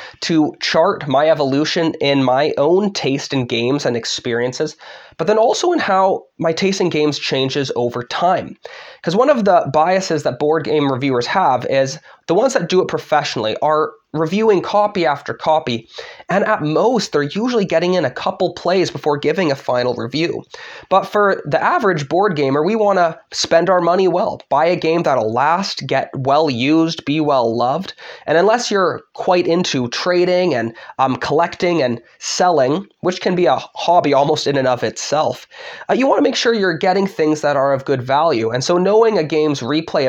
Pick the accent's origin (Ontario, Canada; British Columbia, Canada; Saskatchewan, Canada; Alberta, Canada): British Columbia, Canada; Vancouver; moved away as an adult; now in Michigan, United States; I'm originally from Vancouver, Canada. I came here for seminary